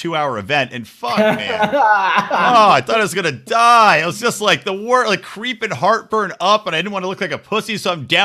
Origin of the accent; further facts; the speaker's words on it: Philadelphia, Pennsylvania, United States; moved away; I'm originally from Philadelphia area